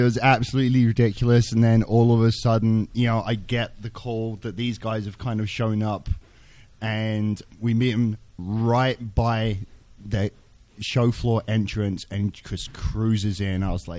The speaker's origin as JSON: {"language": "English", "region": "London", "country": "United Kingdom", "moved": "yes", "lives_now": "Salt Lake City, United States", "said": "I'm from London, but I'm currently residing, sadly, in the same damn city as Dallas."}